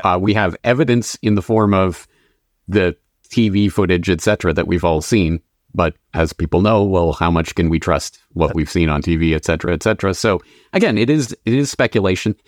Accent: Canada; moved away as an adult; also born or lived in Dublin, Ireland; now in Japan; I am a Canadian, born and raised

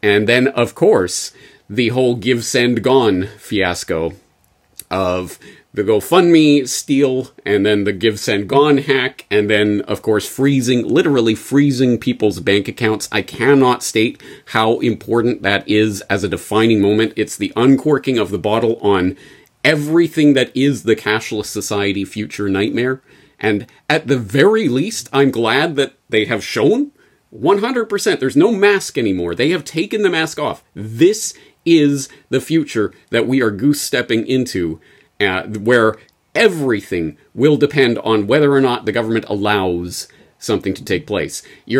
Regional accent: Canada; But for me, as a Canadian, I think you know what I'm going to pick as the story of the year.

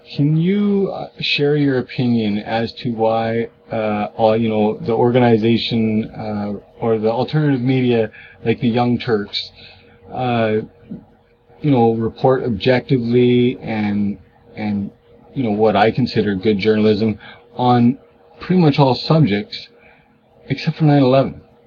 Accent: Alberta, Canada; as Canadians

